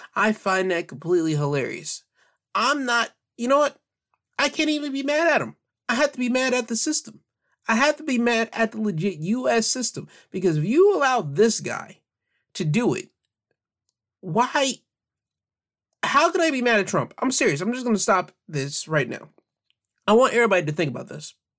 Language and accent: English; United States; I'm cool with being an American